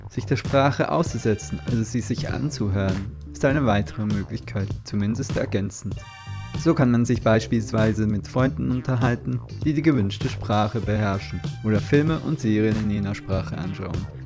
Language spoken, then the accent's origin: German; Basel, Basel-Stadt, Switzerland; ich bin 39 Jahre alt, in Basel wohnhaft, geboren und aufgewachsen.